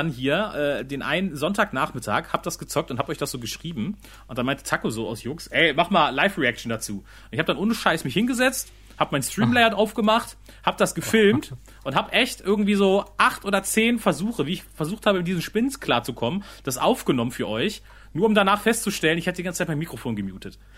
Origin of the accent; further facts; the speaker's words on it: Salzgitter, Lower Saxony, Germany; Ich, ich komme aus Salzgitter